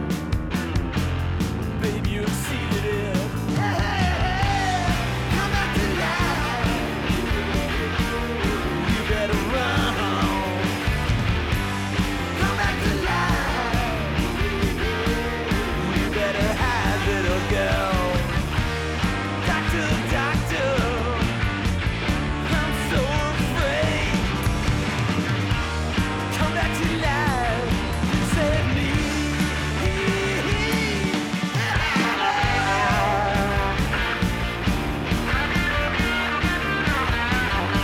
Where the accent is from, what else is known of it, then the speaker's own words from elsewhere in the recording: St. Louis, Missouri, United States; my hometown of St. Louis, Missouri